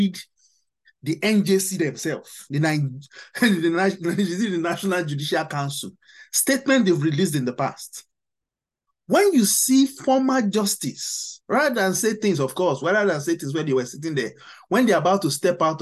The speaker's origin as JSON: {"language": "English", "country": "Nigeria", "said": "we are all Nigerians"}